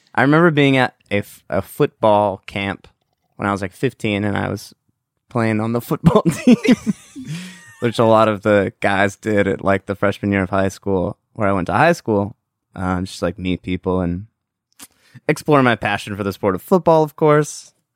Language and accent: English; Southern California, United States; We're from Southern California.